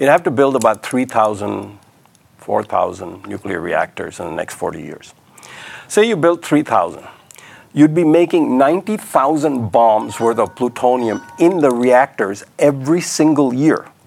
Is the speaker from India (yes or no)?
yes; Mumbai, Maharashtra, India; moved away; also born or lived in Karachi, Pakistan; I was born in 1945 in Karachi and grew up in Bombay